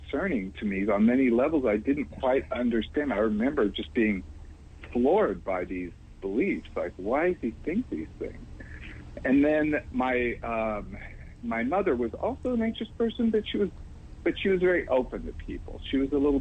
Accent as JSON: {"language": "English", "region": "California", "country": "United States", "tie": "born or raised there", "also_born_or_lived": "Houston, Texas", "said": "I was raised out here in California"}